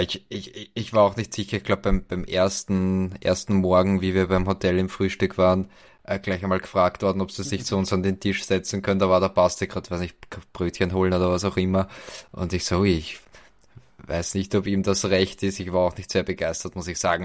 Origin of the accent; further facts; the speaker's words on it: Vienna, Austria; bei uns in Wien